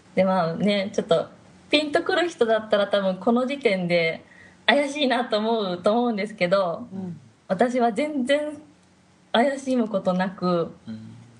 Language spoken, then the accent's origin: Japanese; Japan; moved away as an adult; now in China; 日本です